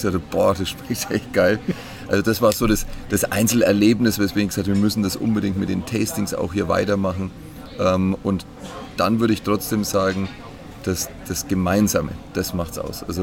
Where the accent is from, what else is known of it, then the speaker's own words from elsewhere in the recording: Bayreuth, Bavaria, Germany; Ich liebe Bayreuth, ist meine Heimat.